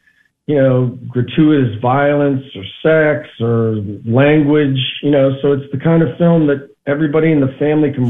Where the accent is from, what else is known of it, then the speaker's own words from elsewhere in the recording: northeast Ohio, United States; now in Los Angeles, United States; I grew up in Ohio, the northeast part of Ohio